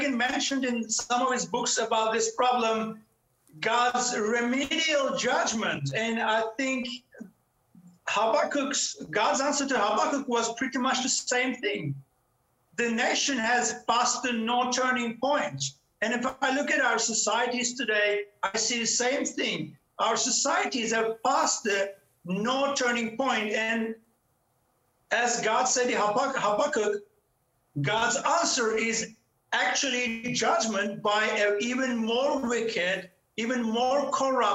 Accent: Turkey; moved away as an adult; now in Cape Town, South Africa; I was born in Turkey to a very secular Muslim family

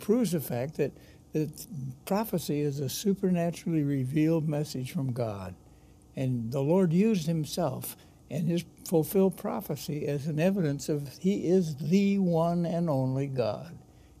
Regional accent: United States; as an American

